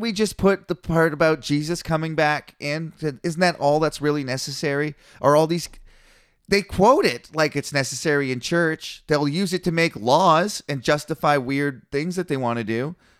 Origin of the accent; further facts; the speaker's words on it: Canada; I'm Canadian